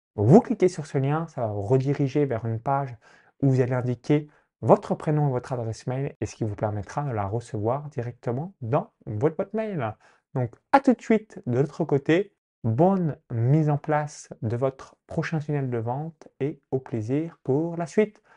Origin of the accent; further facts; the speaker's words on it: a farm 20 km from Chalon-sur-Saône, Bourgogne-Franche-Comté, France; j'ai grandi dans une ferme agricole à 20 km de Chalon-sous-Saône, donc dans un petit village